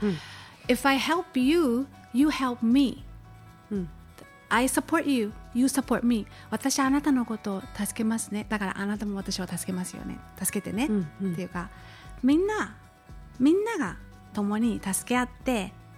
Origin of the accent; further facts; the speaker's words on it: Honolulu, Hawaii, United States; 私そのホノルルで育ってるので